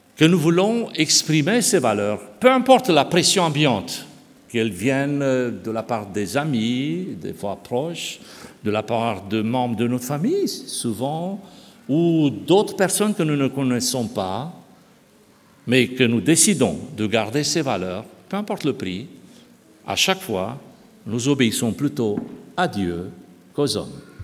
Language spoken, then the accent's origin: French; Romania; moved away; je suis né en Roumanie, j'ai connu une partie de cette période.